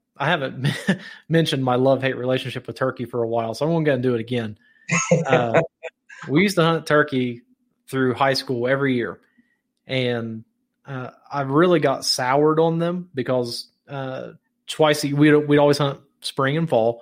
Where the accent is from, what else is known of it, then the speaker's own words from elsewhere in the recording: Ohio, United States; moved away; I grew up in Ohio, in the Ohio River Valley